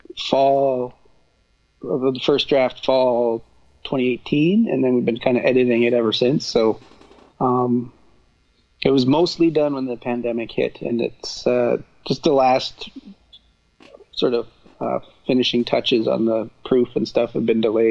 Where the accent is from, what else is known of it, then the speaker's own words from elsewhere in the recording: rural Alberta, Canada; now in Cape Breton, Canada; I'm originally from Alberta. Grew up on a beef farm in rural Alberta